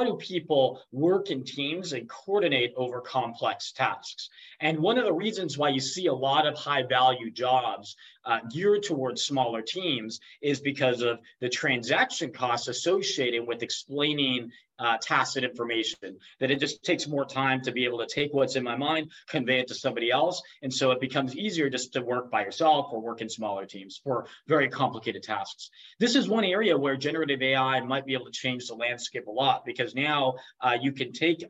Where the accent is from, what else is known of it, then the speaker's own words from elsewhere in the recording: United States; I grew up in the United States